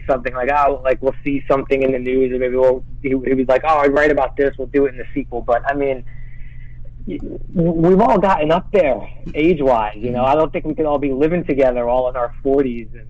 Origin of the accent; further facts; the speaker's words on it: New York City, New York, United States; I grew up in Brooklyn